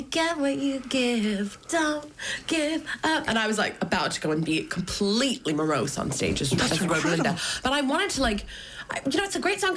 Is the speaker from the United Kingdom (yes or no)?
no; United States; As an American, you grow up with Frasier.